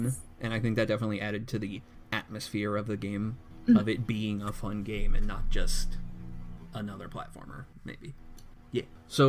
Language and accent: English; United States; as an American, I don't actually know